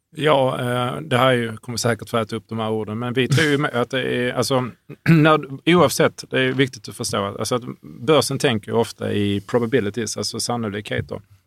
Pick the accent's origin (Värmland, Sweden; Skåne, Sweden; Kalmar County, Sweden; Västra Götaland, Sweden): Skåne, Sweden; Hörby; i Hörby där jag växte upp.